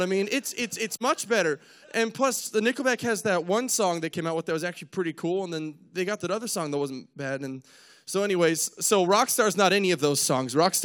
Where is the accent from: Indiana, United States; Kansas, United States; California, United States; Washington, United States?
Washington, United States; Spokane; moved away; also born or lived in Lewiston, Idaho; I'm from Spokane, Washington, originally moved across the border over to Idaho, you know, Lewiston